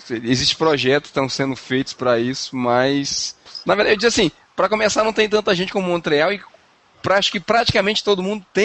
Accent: Ceará, Brazil; now in Curitiba, Brazil; eu vim do Ceará, demorou três anos pra eu poder entrar nessa história do sol aí.

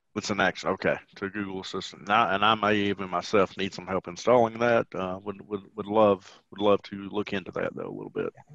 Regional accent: the South, United States; accent: southern twang; have a southern twang about me

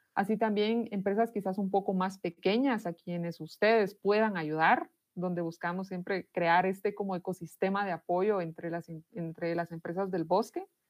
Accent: Guatemala; soy de Guatemala, vivo en esta ciudad que se llama Totonicapán

